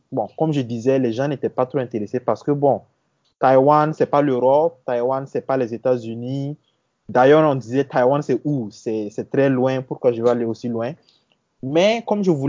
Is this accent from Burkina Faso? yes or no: yes; Burkina Faso; also born or lived in Côte d'Ivoire; je suis né en Côte d'Ivoire. J'ai commencé euh, voilà, le, primaire en Côte d'Ivoire. Mais euh, mon père étant burkinabé et voulait repartir euh, voilà, dans le pays, au Burkina. Donc, j'ai suivi mon père.